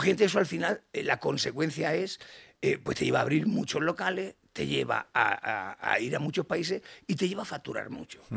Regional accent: Badalona, Catalonia, Spain; soy el menor de 11 hermanos, nací en Badalona eh, y soy el pequeño

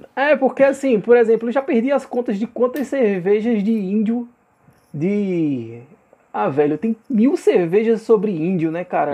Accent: agreste of Alagoas, Brazil; de onde eu vim, né, cara, uma cidade de 70 mil habitantes do agreste de Alagoas

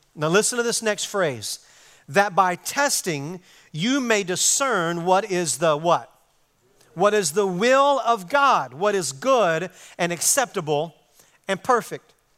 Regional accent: Arkansas, United States; moved away as an adult; now in Texas, United States; I'm from Arkansas. I've been, I've been living on the mission field for the last thirty years here in Texas

